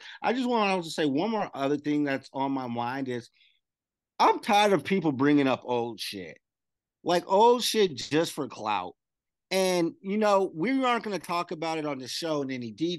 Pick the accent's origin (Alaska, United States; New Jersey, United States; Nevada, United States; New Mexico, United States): Nevada, United States; Las Vegas; born or raised there